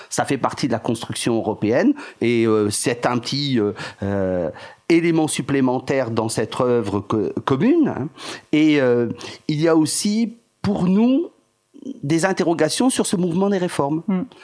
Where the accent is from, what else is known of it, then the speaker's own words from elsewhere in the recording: France; nous sommes français